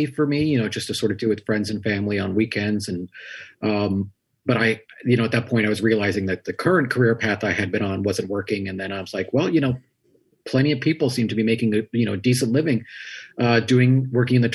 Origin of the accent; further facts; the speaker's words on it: New York City, New York, United States; I grew up in Richmond Hill in sort of central Queens